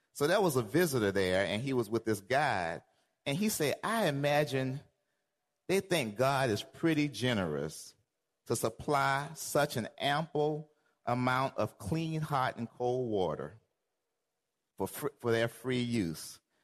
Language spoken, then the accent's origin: English; Georgia, United States; I'm from Georgia